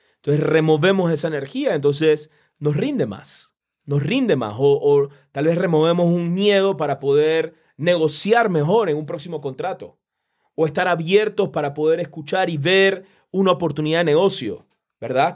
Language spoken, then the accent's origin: Spanish; Panama; yo soy de Panamá